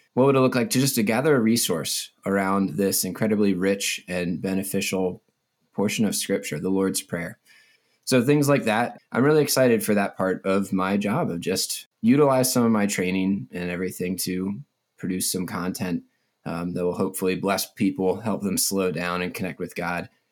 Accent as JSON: {"language": "English", "town": "Mount Airy", "region": "Maryland", "country": "United States", "tie": "born or raised there", "also_born_or_lived": "Lynchburg, Virginia", "moved": "as an adult", "lives_now": "Colorado, United States", "said": "I grew up in, uh, Mount Airy, Maryland. pretty much my entire life."}